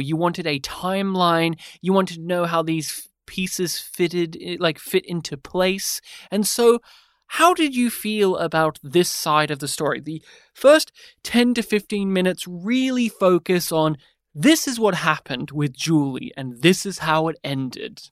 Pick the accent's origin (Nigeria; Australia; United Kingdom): Australia; as an Australian podcaster